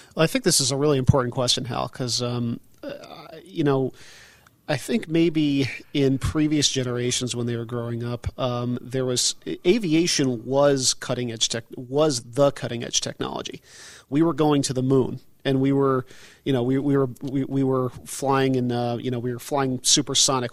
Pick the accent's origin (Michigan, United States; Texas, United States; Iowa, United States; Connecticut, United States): Connecticut, United States; I grew up in Connecticut